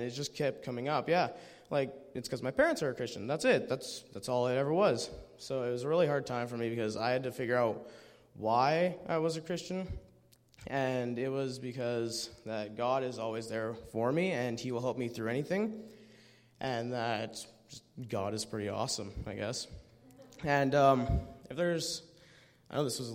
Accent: Medicine Hat, Alberta, Canada; I'm from Medicine Hat

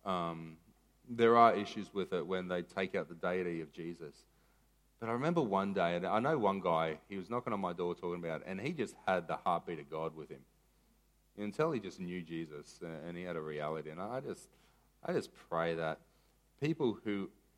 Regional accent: Maroochydore, Queensland, Australia; I was from Maroochy High

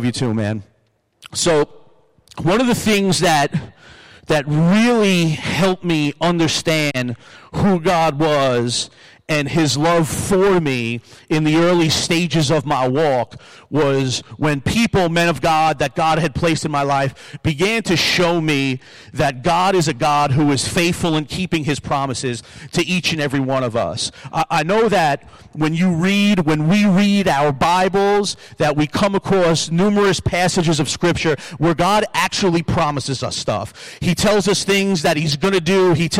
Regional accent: Long Island, New York, United States; now in Buffalo, United States; I came to Buffalo from Long Island, but I love Buffalo.

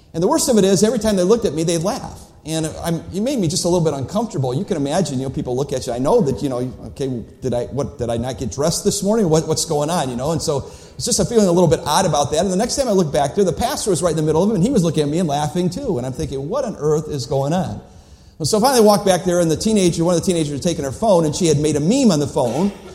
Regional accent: Cleveland, Ohio, United States; When I was a boy growing up in Cleveland, Ohio

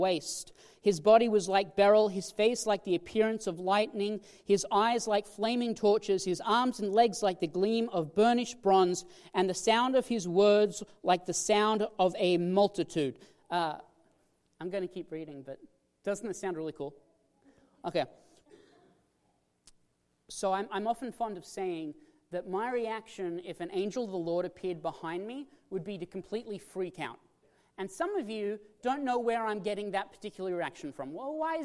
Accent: Australia; now in Washington, United States; I come from Australia

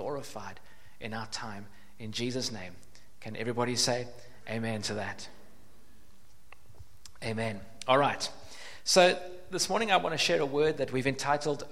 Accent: Cape Town, Western Cape, South Africa; I grew up in Cape Town, not far from here, about 10 minutes from here.

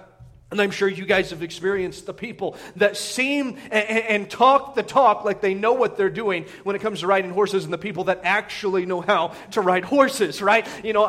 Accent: Indiana, United States; growing up in Indiana playing basketball was you see this all the time.

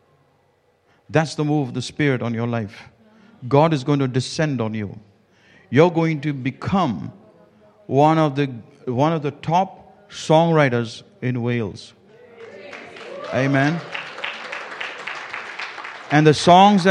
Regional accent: India; I come from India

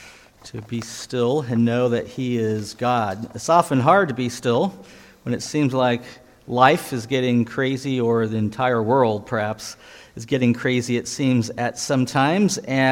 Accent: Iowa, United States; born there; She's from the Chicago area. I was born here in Iowa. It's my fifth time back to Iowa.

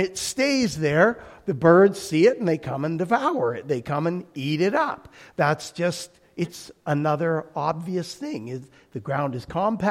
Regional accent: Alberta, Canada; My growing up in Alberta, I have pictures of wheat fields that go on forever

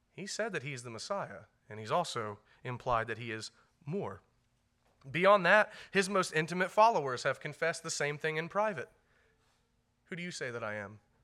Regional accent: United States; We're very American

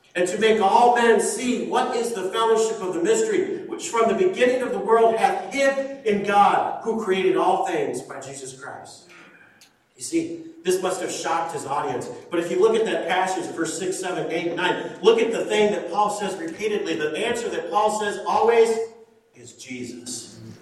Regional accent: Shelby Township, Michigan, United States; also born or lived in West Texas; I grew up in Shelby Township

